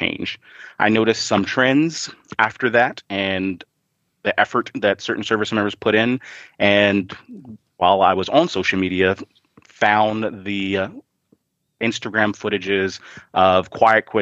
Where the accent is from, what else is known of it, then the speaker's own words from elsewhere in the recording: Southern Maryland, United States; moved away; also born or lived in Washington, D.C.; I was born in Washington, D.C. and grew up in Southern Maryland